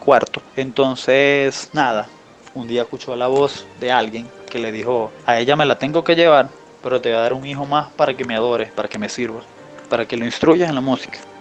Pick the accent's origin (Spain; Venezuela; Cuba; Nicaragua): Venezuela; Falcón; moved away as an adult; now in Colombia; yo nací en Venezuela, en la costa norte, se llama el estado Falcón